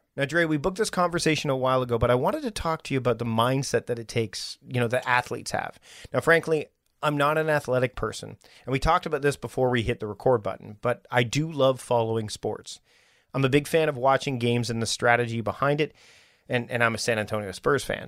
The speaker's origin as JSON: {"language": "English", "country": "Canada", "said": "I'm from Canada"}